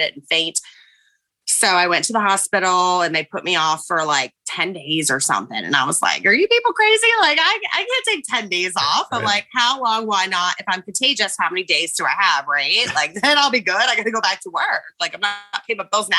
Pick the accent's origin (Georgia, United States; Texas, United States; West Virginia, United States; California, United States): West Virginia, United States; moved away; also born or lived in Florida; I'm from West Virginia. I say, y'all, you know, like I'm a little bit country